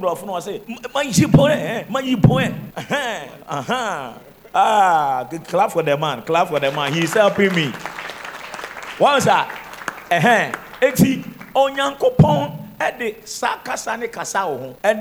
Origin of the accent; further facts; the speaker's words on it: Koforidua, Eastern Region, Ghana; I come from Koforidia, Koftown